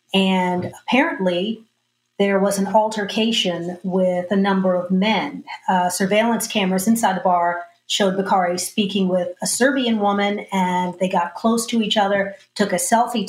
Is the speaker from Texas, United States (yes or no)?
yes; Austin, Texas, United States; You know, I grew up here in Austin